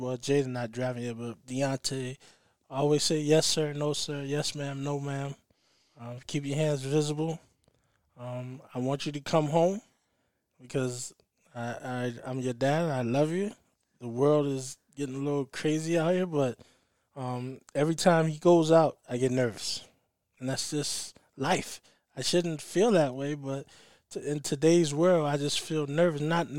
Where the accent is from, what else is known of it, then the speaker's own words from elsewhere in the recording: the South, United States; I guess growing up in the South a little bit, seeing that side and coming from the home I came from and not seeing color